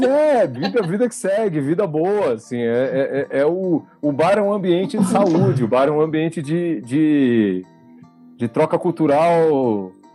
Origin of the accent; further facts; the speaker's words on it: São Paulo, Brazil; a gente é de São Paulo